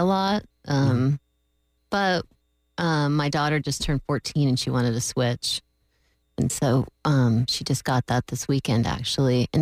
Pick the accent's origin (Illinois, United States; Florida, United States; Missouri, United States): Florida, United States; also born or lived in California; I've lived in Florida almost my whole life.